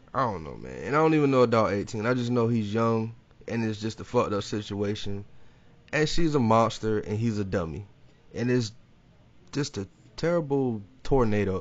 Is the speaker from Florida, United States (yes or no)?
yes; Jacksonville, Florida, United States